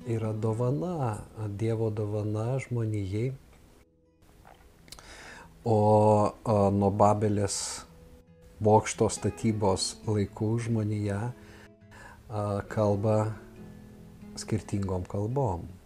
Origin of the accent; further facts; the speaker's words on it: Lithuania; mes, lietuviai